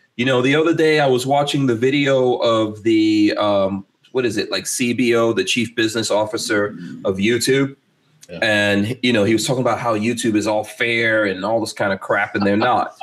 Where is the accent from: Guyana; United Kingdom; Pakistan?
Guyana; moved away; I was born in Guyana